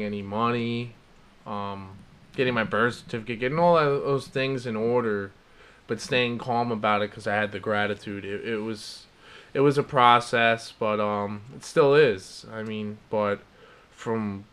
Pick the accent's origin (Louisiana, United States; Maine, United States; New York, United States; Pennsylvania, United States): New York, United States; also born or lived in Virginia; now in New Jersey, United States; I'm from New York originally, but Jersey's close enough.